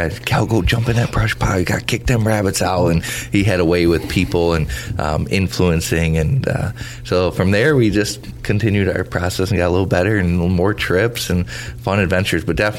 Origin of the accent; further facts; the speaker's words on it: Michigan, United States; Happy to be here and excited for what this is going to entail. And born and raised in Michigan, Southeast Michigan.